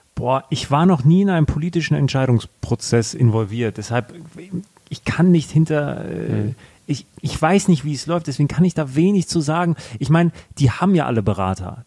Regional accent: Germany; sind wir in Deutschland groß geworden, wir haben die Chancen hier gehabt

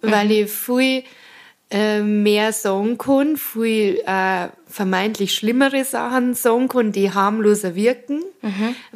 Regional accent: Bavaria, Germany; accent: Bavarian; first language Bavarian; Und für mich ist das Bayerische einfach meine erste Sprache so.

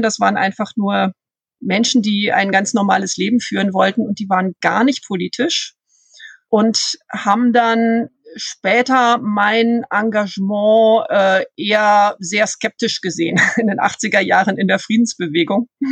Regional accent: Bonn, North Rhine-Westphalia, Germany; also born or lived in Lippstadt; Ich bin in Bonn aufgewachsen. Ich bin zwar in Lippstadt geboren, aber mit viereinhalb mit meinen Eltern nach Bonn gezogen

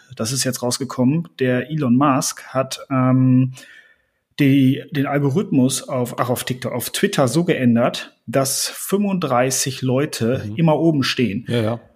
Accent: Germany; bei uns in Deutschland

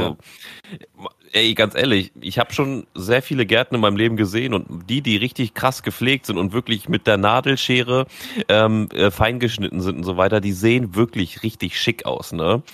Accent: Germany; wir als Deutsche

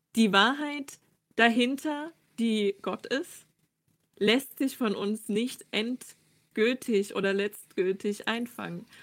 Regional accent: southeastern Saxony, Germany; moved away as an adult; now in Halle, Germany; aufgewachsen in der Diaspora in Südostsachsen

